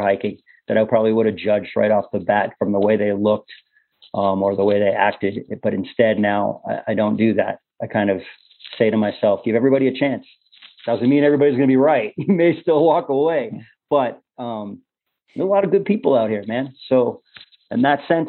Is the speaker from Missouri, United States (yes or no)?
no; Cambridge, Massachusetts, United States; I'm a guy from the Northeast, Cambridge, Massachusetts